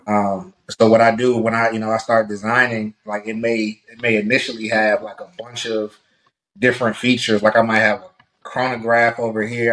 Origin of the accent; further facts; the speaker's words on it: Prince George's County, Maryland, United States; originally from Prince George's County, Maryland.